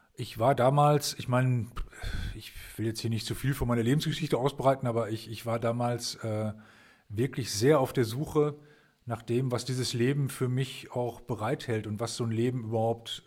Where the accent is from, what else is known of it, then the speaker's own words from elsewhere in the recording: Germany; also diese Stadt, wo ich herkomme, liegt an der Weser